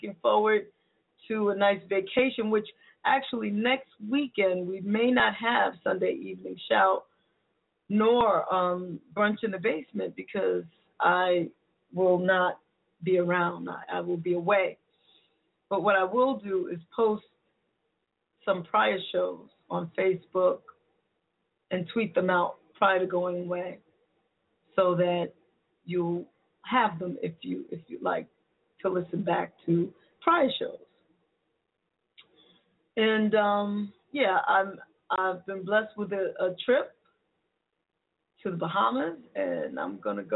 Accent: New York City, New York, United States; moved away; my hometown of the Bronx, New York

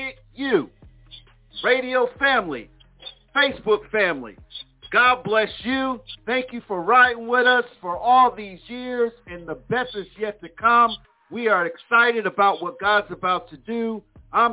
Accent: Plainfield, New Jersey, United States; my hometown, Plainfield, New Jersey

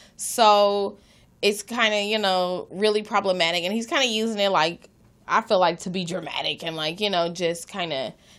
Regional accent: Los Angeles, California, United States; I'm from Los Angeles. I'm an L.A. native. I'm born and raised out here.

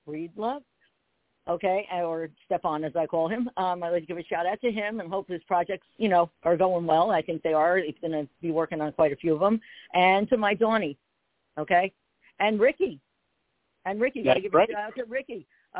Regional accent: New Jersey, United States; also born or lived in Pennsylvania; now in Philadelphia area, Pennsylvania, United States; I'm in PA, and I'm from Jersey, but I'm outside Philadelphia

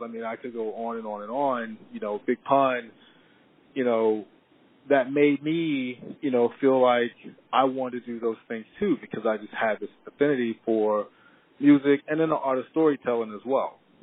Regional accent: East Coast, United States; growing up on the East Coast

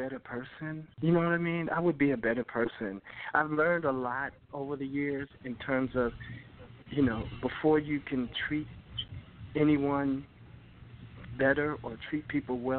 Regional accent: Rahway, New Jersey, United States; I grew up in Raleigh and you know, small town in Jersey, and, you know, I was close to New York

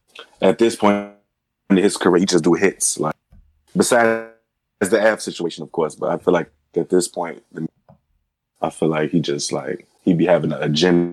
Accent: Chicago, Illinois, United States; I'm from the Midwest, from Chicago.

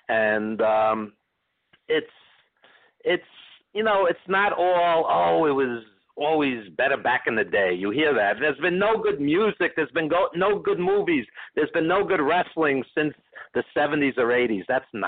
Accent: New York City, New York, United States; I grew up on Madison Square Garden. I'm a New Yorker

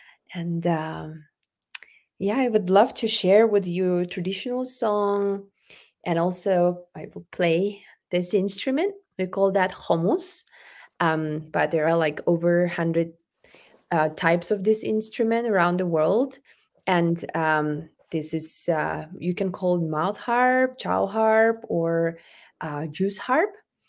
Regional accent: Arctic Siberia, Sakha Republic, Russia; moved away as an adult; now in United States; I was born and raised in Arctic Siberia, Republic of Sakha Yakutia, and I'm indigenous Sakha.

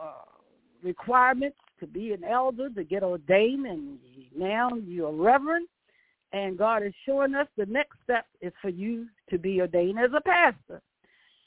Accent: Virginia, United States; accent: country; moved away; also born or lived in Baltimore; I have my own dialect. I said, I'm from Virginia.

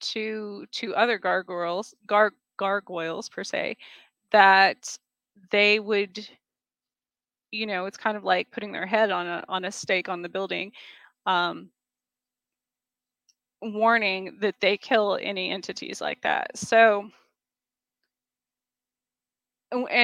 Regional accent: Gila wilderness, southwestern New Mexico, United States; moved away; growing up in the Gila wilderness in southwestern New Mexico

